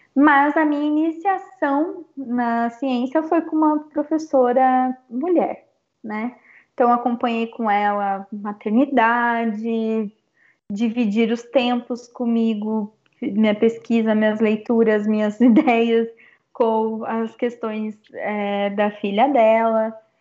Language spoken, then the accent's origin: Portuguese; Brazil; Eu sou brasileira também